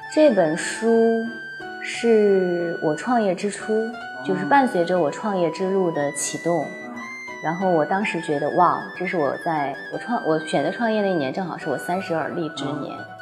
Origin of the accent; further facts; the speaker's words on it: Heilongjiang, China; moved away; 我的家乡在黑龙江